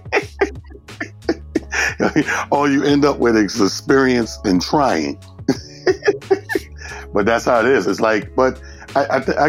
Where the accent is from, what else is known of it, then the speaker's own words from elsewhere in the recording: Mount Vernon, New York, United States; also born or lived in Atlanta, Georgia; I'm born and raised in a small town called Mount Vernon, New York